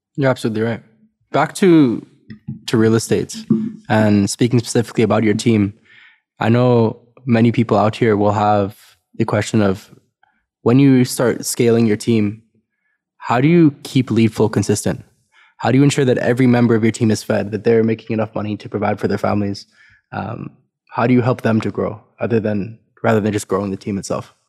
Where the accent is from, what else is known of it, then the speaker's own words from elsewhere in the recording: South Africa; now in Canada; I'm, I'm from South Africa originally